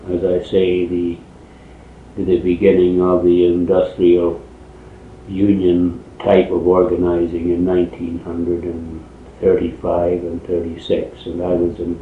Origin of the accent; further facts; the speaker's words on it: Peterborough, Ontario, Canada; I was born in Peterborough, Ontario on the 18th of August, 1909.